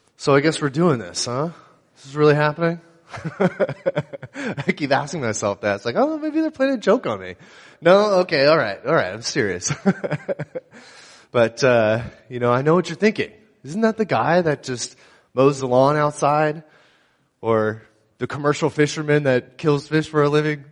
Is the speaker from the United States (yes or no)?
yes; San Luis Obispo County, California, United States; also born or lived in Pismo Beach, California / Paso Robles, California; I was born and raised here in San Luis Obispo County